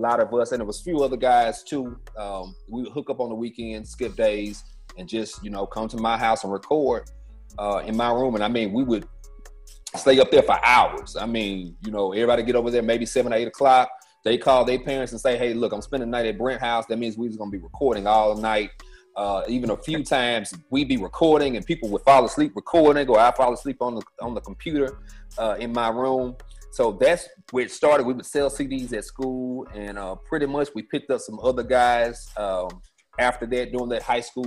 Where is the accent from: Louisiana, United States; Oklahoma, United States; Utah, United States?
Louisiana, United States; Shreveport; I'm from Shreveport, Louisiana, born and raised. My parents are from here